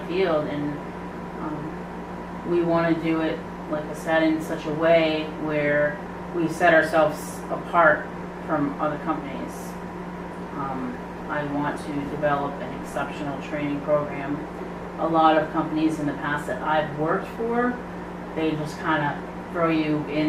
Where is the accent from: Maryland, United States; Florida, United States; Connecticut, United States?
Connecticut, United States; now in New Hampshire, United States; I grew up in Connecticut. And I've been in New Hampshire for over 20 years now